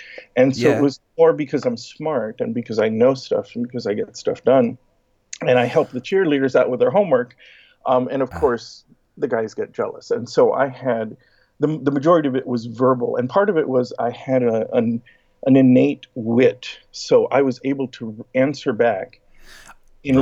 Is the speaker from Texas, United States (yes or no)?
yes; Laredo, Texas, United States; moved away as an adult; not only was I born, but I've been raised here.